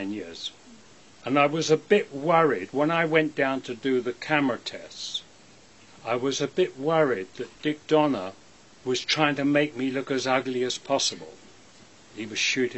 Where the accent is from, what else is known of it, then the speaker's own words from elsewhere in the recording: England, United Kingdom; I'm an English actor